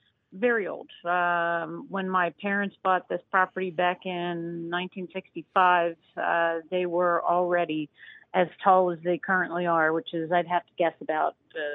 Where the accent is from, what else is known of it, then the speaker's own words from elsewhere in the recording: Harleysville, Pennsylvania, United States; Harleysville. Yep, I'm from Harleysville.